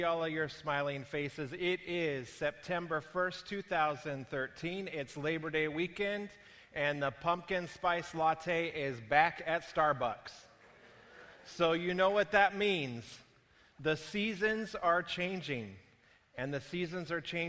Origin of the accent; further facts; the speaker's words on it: Prescott, Arizona, United States; my hometown of Prescott, Arizona